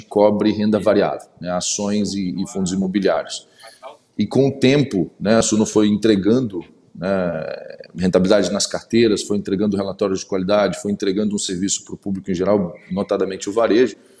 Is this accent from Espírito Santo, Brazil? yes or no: yes; interior of Espírito Santo, Brazil; also born or lived in Vitória; Sou de Vitória, eu sou do interior do Espírito Santo, na verdade, mas enfim, há 20 anos na capital do Espírito Santo